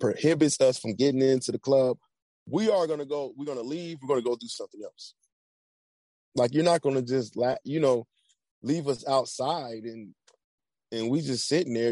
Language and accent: English; Atlanta, Georgia, United States; moved away as an adult; also born or lived in Virginia; I'm originally from Atlanta